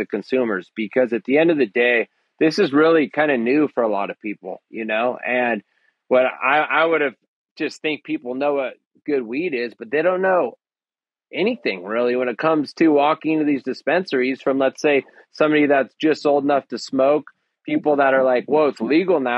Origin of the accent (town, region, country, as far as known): Humboldt County, California, United States; born or raised there